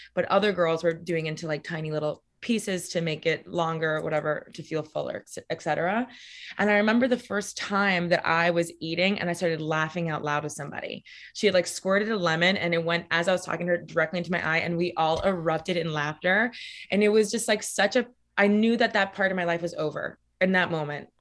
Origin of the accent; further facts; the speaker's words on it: Miami, Florida, United States; moved away as an adult; now in New York, United States; So I grew up in Miami, Florida, specifically Coral Gables, or how we call it in Miami, Coral Gable